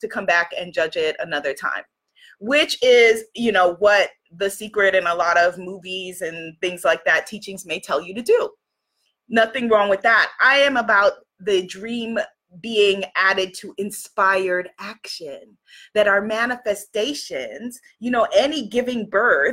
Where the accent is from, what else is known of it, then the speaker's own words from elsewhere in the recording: United States; I'm an American